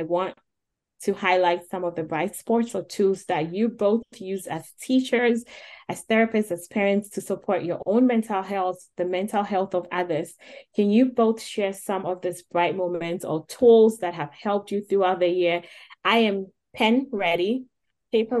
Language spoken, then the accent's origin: English; Ghana; moved away; as a Black woman, I come from Ghana. I was taught at a younger age, you take care of people.